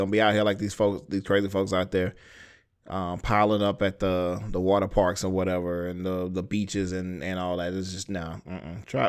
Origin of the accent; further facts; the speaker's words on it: Houston, Texas, United States; I was born in Houston. Ricky and Shelby live there. That's where I'm from.